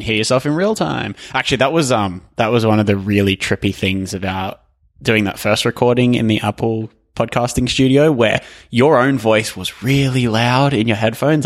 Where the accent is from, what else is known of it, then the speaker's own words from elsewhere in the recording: Australia; I am Australian